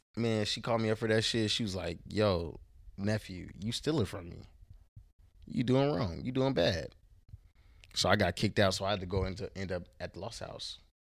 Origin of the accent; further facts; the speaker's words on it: Houston, Texas, United States; now in Portland, Oregon, United States; I was raised in Houston, Texas. I was born in Portland, Oregon